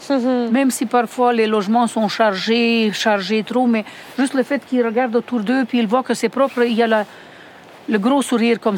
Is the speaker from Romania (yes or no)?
yes; Romania; now in Montreal, Canada; Et je viens de la Roumanie et puis ça fait comme 30 ans qu'on est ici avec mon mari et ma famille. Et puis euh, c'est ça, on a quitté la Roumanie pendant le communisme